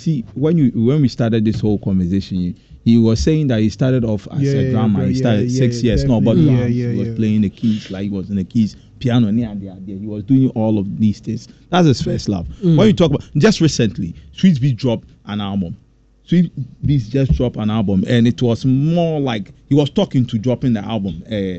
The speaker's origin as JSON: {"language": "English", "town": "Kumasi", "region": "Ashanti", "country": "Ghana", "said": "No, in Kumasi. I'm from Ghana. In Kumasi."}